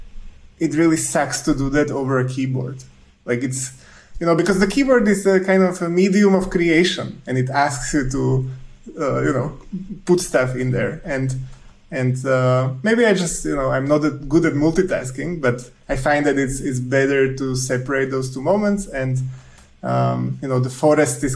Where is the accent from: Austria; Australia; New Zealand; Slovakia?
Slovakia; moved away as an adult; also born or lived in Zurich, Switzerland; now in Switzerland; when I moved from Slovakia, which is where I'm originally from